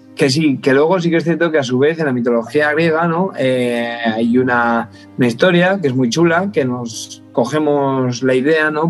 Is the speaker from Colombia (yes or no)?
no; La Guardia, Spain; yo soy de un pueblito, un pueblito pequeño de aquí en España, mi pueblo se llama La Guardia